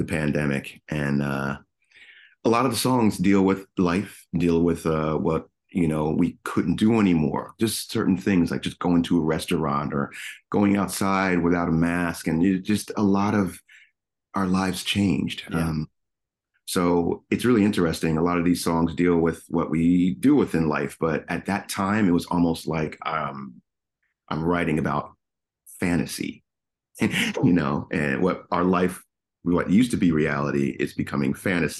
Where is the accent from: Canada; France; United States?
United States; New Jersey; moved away as an adult; also born or lived in Miami; now in New York City, United States; I grew up in South Jersey